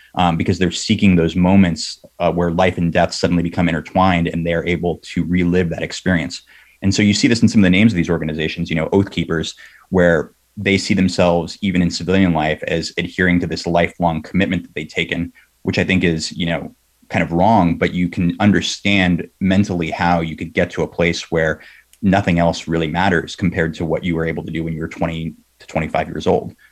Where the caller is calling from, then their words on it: South San Francisco, California, United States; I'm calling from South San Francisco.